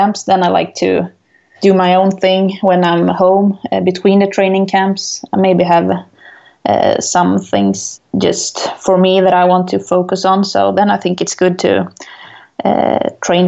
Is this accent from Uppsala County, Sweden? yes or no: no; Ulricehamn, Västra Götaland, Sweden; English is a second language; now in Falun, Sweden; I'm a skier from Sweden and I'm 28 years old. I grew up in Ulricehamn